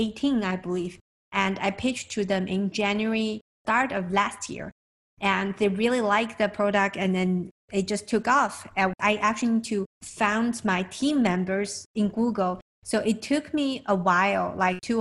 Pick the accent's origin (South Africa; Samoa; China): China; now in United States; I'm from China.